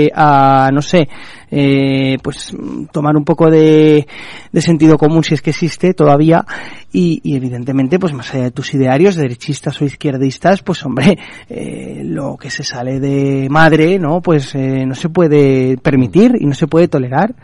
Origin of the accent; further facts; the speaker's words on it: Spain; como españoles